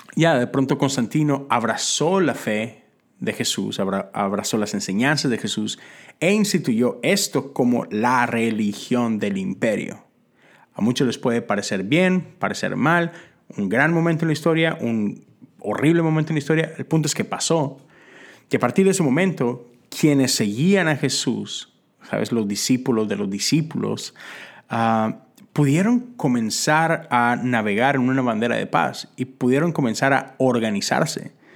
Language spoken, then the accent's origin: Spanish; Mexico; moved away as an adult; now in Houston, United States; yo llegué de la Iglesia Metodista de México a la Iglesia Metodista Unida, acá en los Estados Unidos